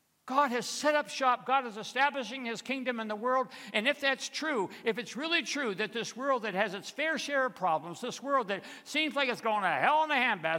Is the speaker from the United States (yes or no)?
yes; Michigan, United States; Tom Ellerby, that's the name I'm giving him, was an elder in the church where I grew up outside of Detroit.